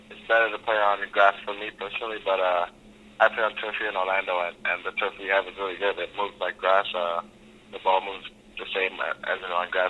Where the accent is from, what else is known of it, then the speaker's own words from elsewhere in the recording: Canada; I'm from, I'm from Canada